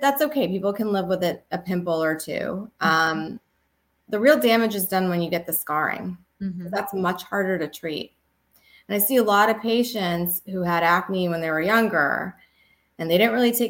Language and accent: English; Canada; also born or lived in Texas; now in New York, United States; I actually grew up in Canada.